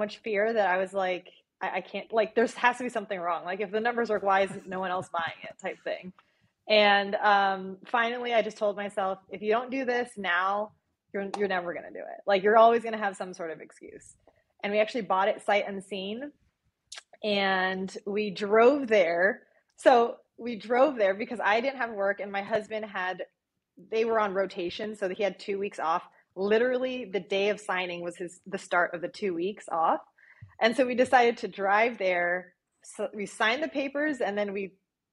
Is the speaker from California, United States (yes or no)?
no; Phoenix, Arizona, United States; moved away; also born or lived in Chicago; I'm from Phoenix